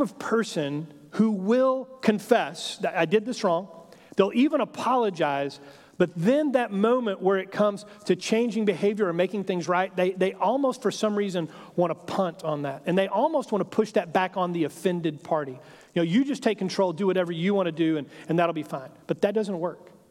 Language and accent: English; Texas, United States; I grew up in Texas, and so kind of Western heritage and culture has always been something that has kind of fascinated my imagination